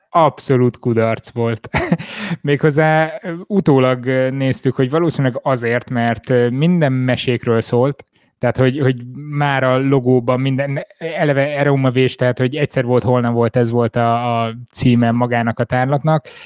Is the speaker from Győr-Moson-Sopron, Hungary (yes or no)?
no; Miskolc, Borsod-Abaúj-Zemplén, Hungary; moved away; Miskolcon voltam, én ott nőttem fel, oda jártam már óvodába, előtte egy észak-borsodi kis faluban